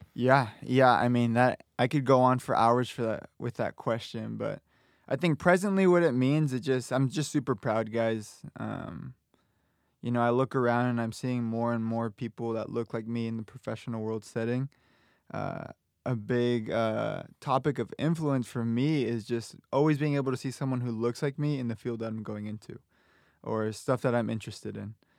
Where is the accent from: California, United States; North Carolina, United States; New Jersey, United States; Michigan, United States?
California, United States; Southern; moved away as an adult; now in Arizona, United States; I'm from Southern California.